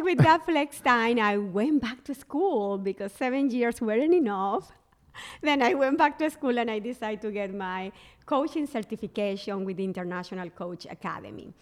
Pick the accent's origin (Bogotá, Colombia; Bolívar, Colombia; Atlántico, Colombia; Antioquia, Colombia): Atlántico, Colombia; Barranquilla; English is a second language; moved away as an adult; also born or lived in San Francisco, United States; now in Charleston, United States; I moved from my hometown, Barranquilla, Colombia, uh, to San Francisco.